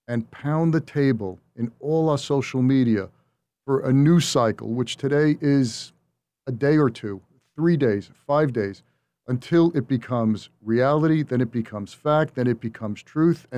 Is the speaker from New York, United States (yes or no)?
yes; New York, United States; I'm from New York